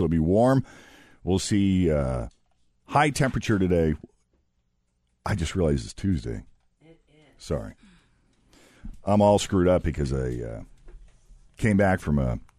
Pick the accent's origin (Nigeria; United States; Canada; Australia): United States; New England; moved away as an adult; now in Ohio, United States; because I'm from New England, I was able to eat clam chowder every day